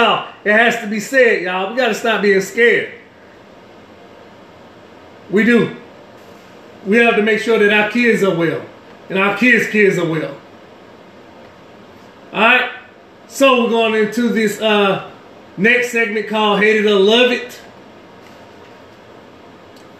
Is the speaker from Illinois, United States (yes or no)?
no; New Orleans, Louisiana, United States; where I come from New Orleans, where Katrina hit 2005